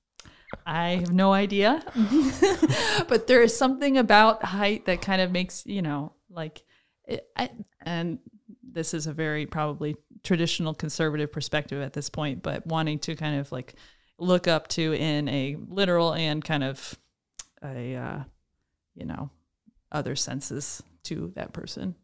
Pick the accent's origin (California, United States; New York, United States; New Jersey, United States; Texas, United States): New York, United States; Troy; I am originally from Troy, New York. I grew up in a big family